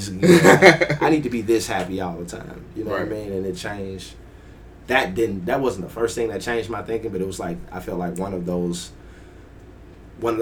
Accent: Birmingham, Alabama, United States; my hometown of Birmingham, Alabama

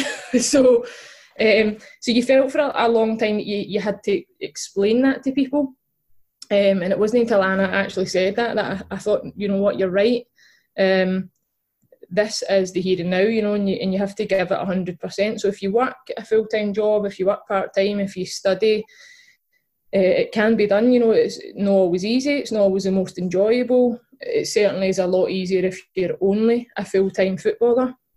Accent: Glasgow, Scotland, United Kingdom; I grew up in East End of Glasgow

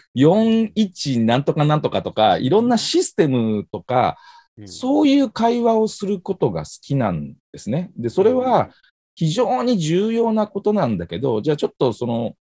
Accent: Tokai, Japan; 地元の東海リーグ

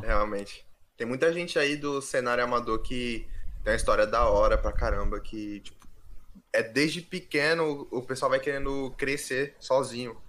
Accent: Guarujá, São Paulo, Brazil; Eu sou do litoral de São Paulo, sou do Guarujá

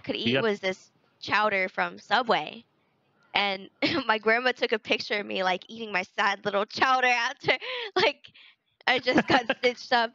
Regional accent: United States; as an American

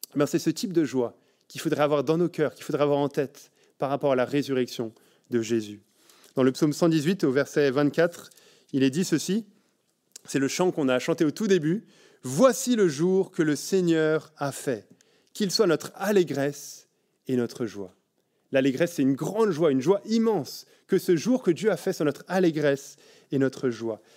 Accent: France; now in Belgium; en tant que Français en Belgique

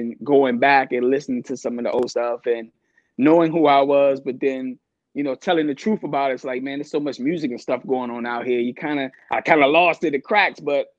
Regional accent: Takoma Park, Maryland, United States; also born or lived in Washington, D.C.; born and raised in Washington, D.C., probably when I was about 3 or 4, my grandma decided to say, hey, let's move out of the city. Let's move to Tacoma Park.

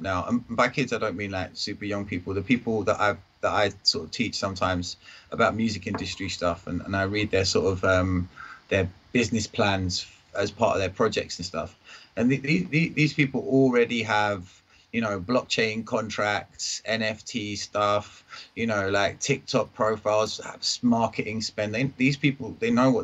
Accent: Enfield, London, United Kingdom; moved away; also born or lived in Kent; I'm from Enfield, but I was living down in Kent

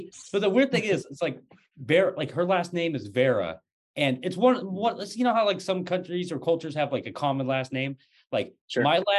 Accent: Portland, Oregon, United States; moved away as an adult; now in Washington, United States; And so like, growing up with that culture and then integrating into Portland, I grew up in Portland from age 3 to age 25.

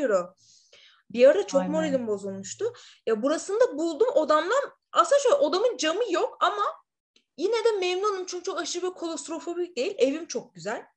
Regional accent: İzmir, Turkey; moved away as an adult; also born or lived in Istanbul; now in Madrid, Spain

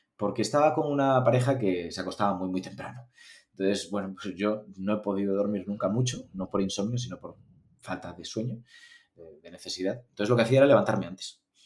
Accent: Galicia, Spain; yo estudié en Galicia, yo soy gallego

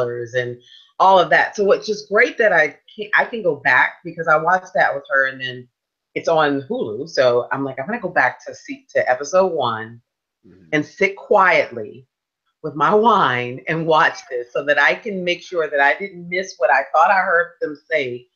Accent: Washington, District of Columbia, United States; moved away; I'm from Washington DC

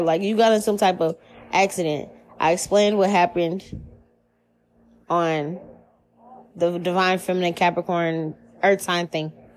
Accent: New Orleans, Louisiana, United States; now in Seattle, United States; I'm from New Orleans. This shit is not it's nothing new where where I'm from. We grow up superstitious.

